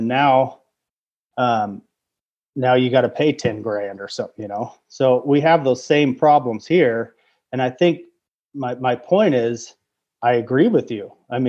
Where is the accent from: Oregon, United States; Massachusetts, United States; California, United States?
Oregon, United States; Well, the outskirts, suburbs. So, yeah, born and raised in Oregon.